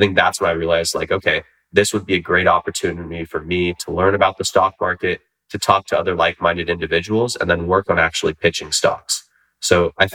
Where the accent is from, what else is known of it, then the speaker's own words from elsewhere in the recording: Union City, California, United States; also born or lived in Sacramento, California; growing up in the San Francisco Bay Area